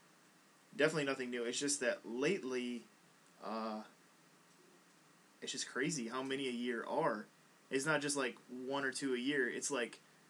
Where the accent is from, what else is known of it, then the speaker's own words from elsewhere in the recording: United States; maybe I am American